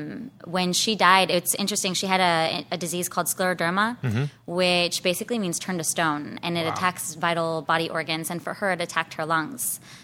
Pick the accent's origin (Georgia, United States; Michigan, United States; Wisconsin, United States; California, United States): California, United States; Escondido; So pretty much born and raised in San Diego County. I grew up more inland in Escondido.